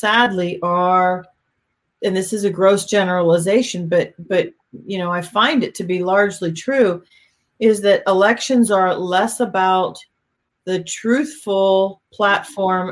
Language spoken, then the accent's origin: English; Pennsylvania, United States; also born or lived in Miami; now in North Carolina, United States; I grew up in Pennsylvania